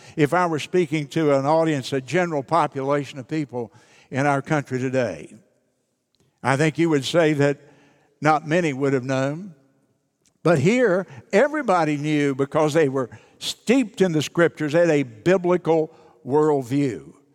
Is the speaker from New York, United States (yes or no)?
no; southeastern West Virginia, United States; I was born in West Virginia, southeastern West Virginia, on a little ten-acre farm